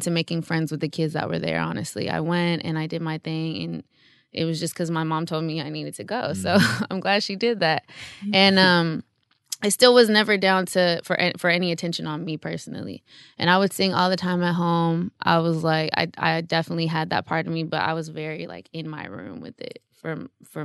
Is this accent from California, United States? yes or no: yes; Altadena, California, United States; Pasadena area, Altadena in LA, California